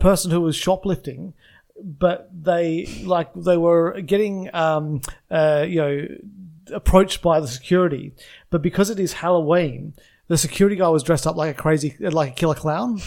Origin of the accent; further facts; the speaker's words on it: Australia; accent: Australian; I've got my Australian accent.